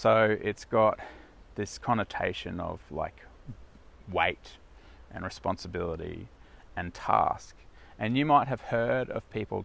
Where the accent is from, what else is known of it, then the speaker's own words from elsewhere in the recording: South Africa; moved away; the town where I was born in South Africa